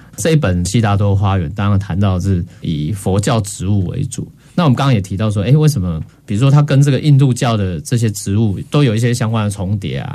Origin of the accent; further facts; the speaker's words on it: Taiwan; 我们台湾人当然生活当中刚算讲是比较传统信仰，已经各式宗教融合在一起